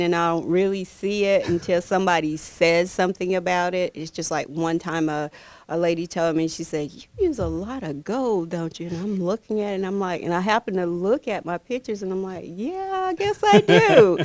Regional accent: South Carolina, United States; now in Georgia, United States; I'm originally from South Carolina

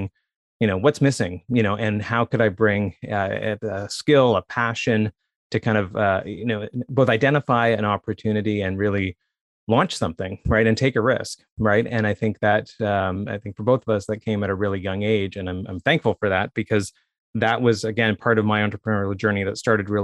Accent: Saint John, New Brunswick, Canada; born or raised there; moved away as an adult; also born or lived in Toronto

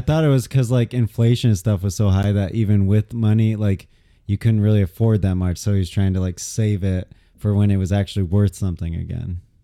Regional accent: United States; being an American

